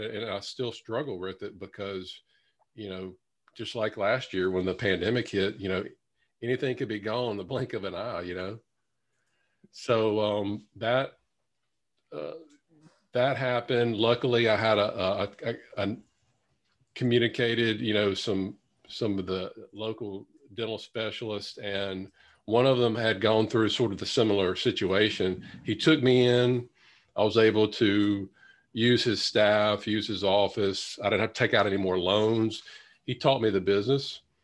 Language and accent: English; Louisiana, United States; my hometown in Louisiana